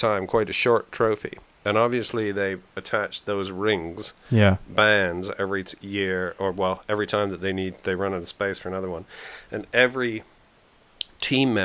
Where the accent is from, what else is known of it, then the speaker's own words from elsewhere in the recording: Perth, Ontario, Canada; moved away; I was born in a town called Perth, Ontario